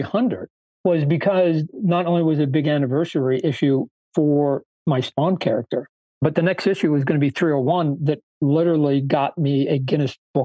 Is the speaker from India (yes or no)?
no; Canada; I was born in Canada